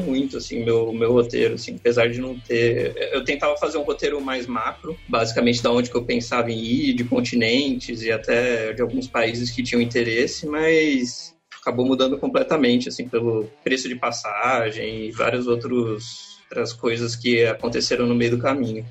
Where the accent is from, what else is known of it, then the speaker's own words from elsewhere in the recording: Brazil; de onde você veio, você fala assim, Brasil